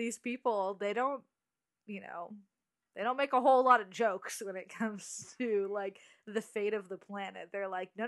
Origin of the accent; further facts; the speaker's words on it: West Coast, United States; I'm from the coast, the West Coast.